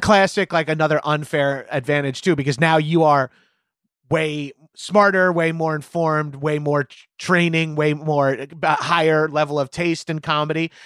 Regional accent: New York, United States; I grew up in New York in the 90s and 2000s

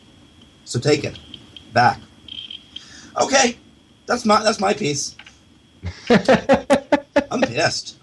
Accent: Canada; as a Canadian

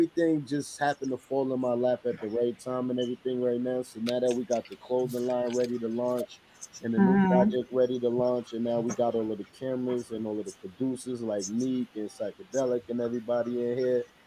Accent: New York City, New York, United States; I'm from Queens, New York

